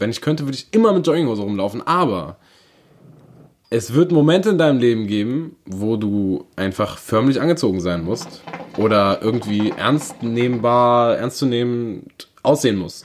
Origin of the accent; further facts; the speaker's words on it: Berlin, Germany; moved away; Ich bin ein richtiger waschechter Berliner Wohne aber schon ganz lange nicht mehr